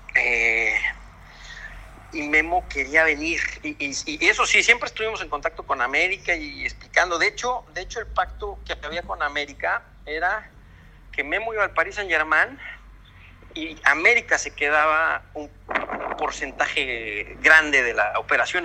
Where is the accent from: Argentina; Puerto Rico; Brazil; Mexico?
Mexico; now in Spain; nosotros como mexicanos